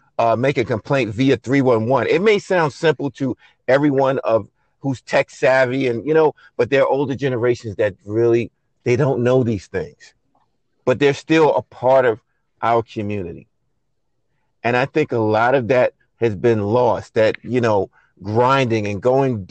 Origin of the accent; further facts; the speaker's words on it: New York City, New York, United States; now in Rockaway, United States; I was not born and raised, in Rockaway. I am from Brooklyn